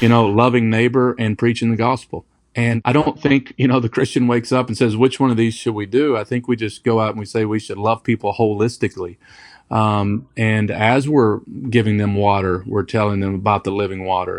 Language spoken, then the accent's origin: English; Kentucky, United States; also born or lived in Detroit, Michigan; now in Raleigh, United States; I was born in Detroit, Michigan. Um, but moved to Kentucky when I was small.